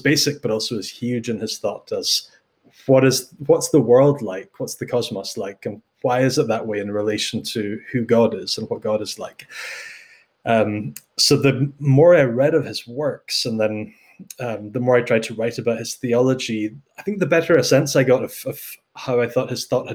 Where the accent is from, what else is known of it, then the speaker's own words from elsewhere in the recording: the Highlands of Scotland, United Kingdom; moved away as an adult; also born or lived in Netherlands; now in Edinburgh, United Kingdom; I grew up in the Highlands of Scotland